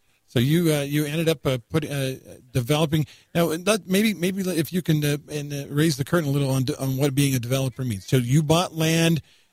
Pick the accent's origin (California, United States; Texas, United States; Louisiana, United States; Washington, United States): Texas, United States; now in Ivins, United States; I grew up in Texas